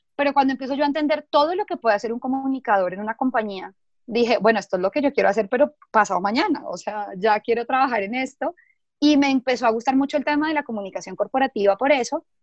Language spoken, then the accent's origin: Spanish; Bogotá, Colombia; soy de Bogotá